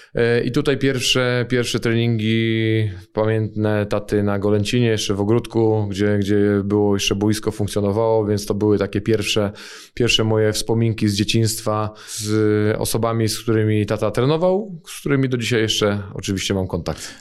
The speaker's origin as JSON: {"language": "Polish", "town": "Poznań", "region": "Greater Poland", "country": "Poland", "tie": "born or raised there", "said": "ja urodziłem się w Poznaniu. Y, mieszkałem większość życia na Ratajach"}